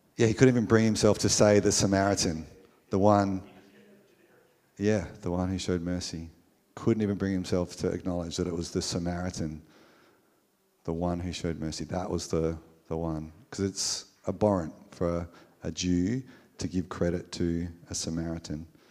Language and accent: English; Australia; we, as an Australian culture